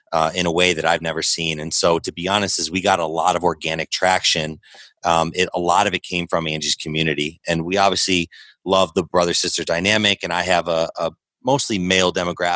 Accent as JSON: {"language": "English", "town": "Chicago", "region": "Illinois", "country": "United States", "tie": "born or raised there", "said": "when we were young and growing up in Chicagoland area"}